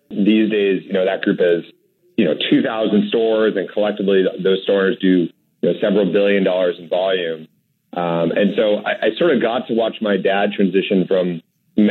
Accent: Manchester, New Hampshire, United States; when I was growing up in Manchester, New Hampshire

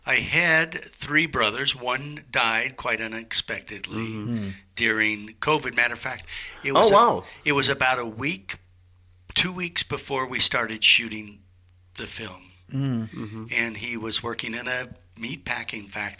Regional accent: Des Moines, Iowa, United States; moved away as an adult; also born or lived in San Francisco; I was born in Des Moines, Iowa.

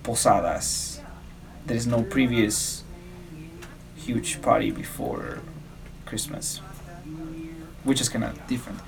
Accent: Mexico; now in United States; in my hometown

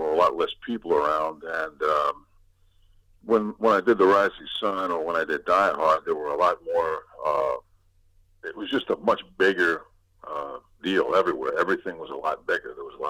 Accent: Brooklyn, New York, United States; Well, we're from East New York in Brooklyn, Sunnyside Avenue and Miller.

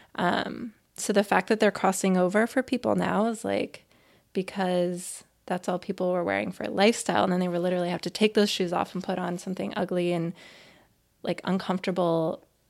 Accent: Oregon, United States; moved away as an adult; now in Boston, United States; I have been living in Boston for I don't know, thirteen years, a little more than thirteen years now, but I'm from Oregon

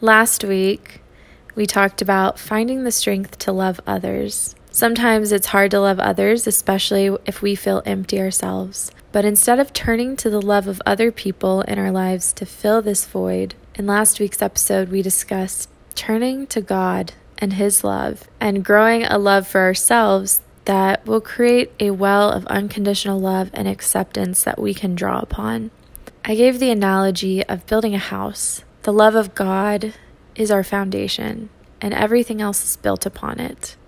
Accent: Texas, United States; moved away; I'm a Texan

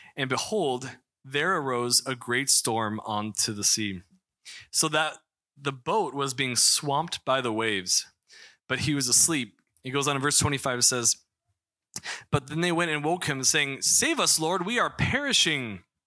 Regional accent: Missouri, United States; moved away; I'm from Missouri

